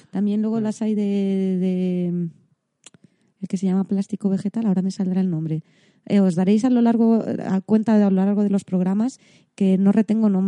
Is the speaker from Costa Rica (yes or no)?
no; Vigo, Galicia, Spain; moved away; la última vez que fui a Vigo